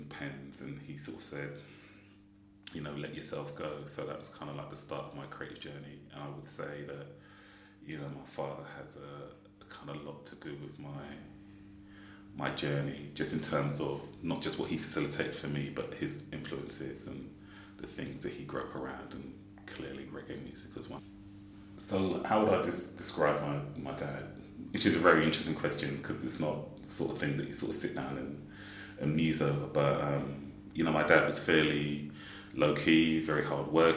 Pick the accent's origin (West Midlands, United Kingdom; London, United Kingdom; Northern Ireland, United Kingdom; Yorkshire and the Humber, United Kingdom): London, United Kingdom; also born or lived in Kensal Rise / Park Royal; So effectively born and raised in Brent